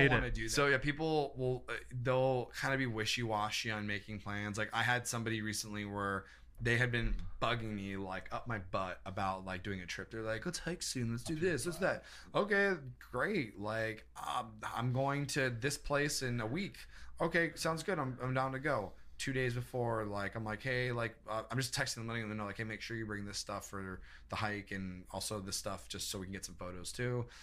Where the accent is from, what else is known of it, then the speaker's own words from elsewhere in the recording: Nashville, Tennessee, United States; and I'm from Nashville.